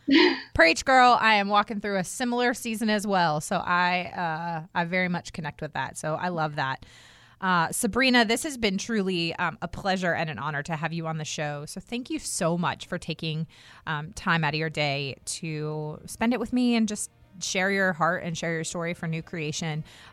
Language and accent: English; Herndon, Virginia, United States; Like, the house I grew up in Herndon was built in the early 1900s.